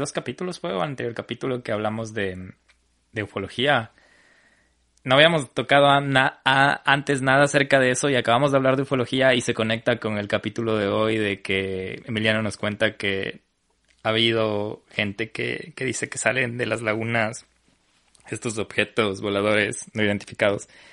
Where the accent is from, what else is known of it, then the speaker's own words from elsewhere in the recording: Ecuador; como ecuatoriano